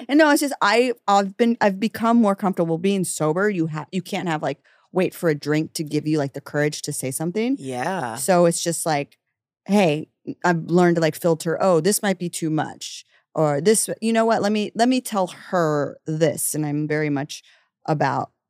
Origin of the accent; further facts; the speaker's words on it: Dallas, Texas, United States; moved away as an adult; also born or lived in Kansas; now in New York City, United States; I'm from Dallas.